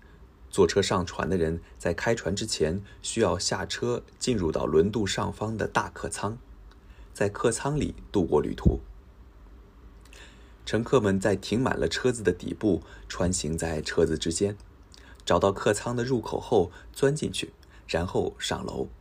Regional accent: Daishan, Zhejiang, China; 目前我的老家岱山岛。和很多别的小岛还没有用桥连接起来，所以出岛依然需要坐船。

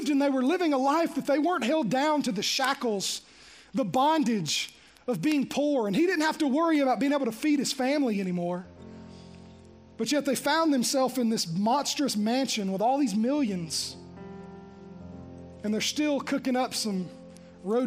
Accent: Green Hill, United States; I grew up in Green Hill

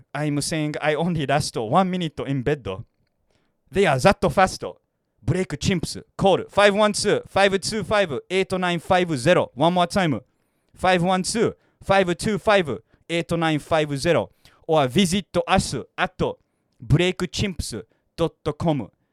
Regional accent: United States; moved away as an adult; now in Japan; growing up in America

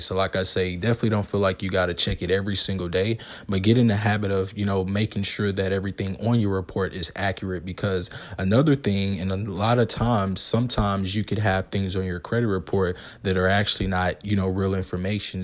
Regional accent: the South, United States; growing up in America

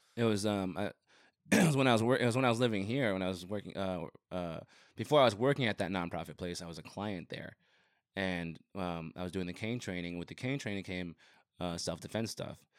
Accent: Rio Rico, Arizona, United States; moved away as an adult; also born or lived in Nogales, Arizona / Phoenix, Arizona; now in Tucson, United States; I grew up in Rio Rico

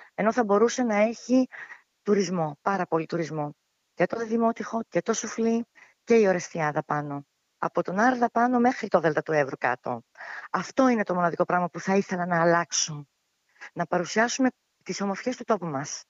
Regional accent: Alexandroupoli, Eastern Macedonia and Thrace, Greece; also born or lived in Athens; κατάγομαι από τον Εύρο, από την Αλεξανδρούπολη

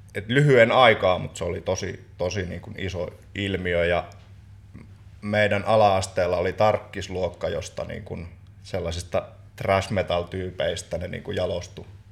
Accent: Joensuu, North Karelia, Finland

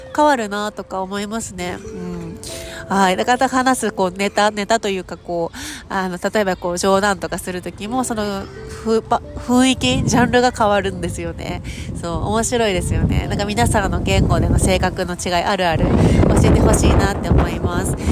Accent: Japan; 自分が日本人

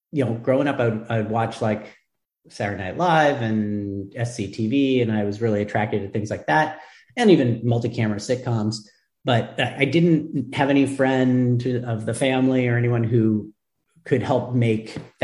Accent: Santa Barbara, California, United States; also born or lived in Chicago; now in Los Angeles, United States; I grew up in Santa Barbara, went to school in Chicago, coming back

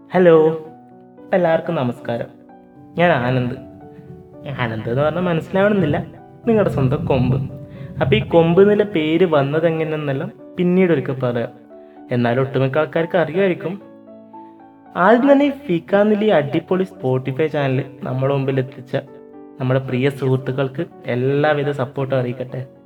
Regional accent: Payyanur, Kerala, India; also born or lived in Pullur, Kasaragod; ശരിക്കും ഒരു കണ്ണൂരാരനാണ് ജനിച്ചതും വളർന്നതും ഒക്കെ കണ്ണൂർ പയ്യന്നൂരാണ്

